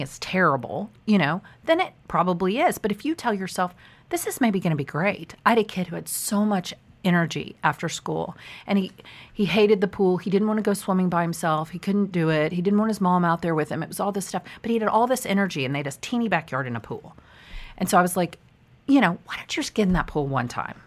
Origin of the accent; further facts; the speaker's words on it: Park Cities, Texas, United States; I grew up in the Park Cities, but actually now I live more like Preston Royal